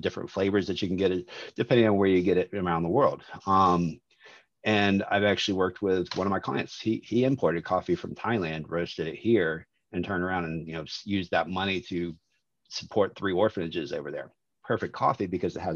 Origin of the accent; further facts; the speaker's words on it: Jacksonville, Florida, United States; I grew up in Jacksonville, Florida, Maxwell House, right down the street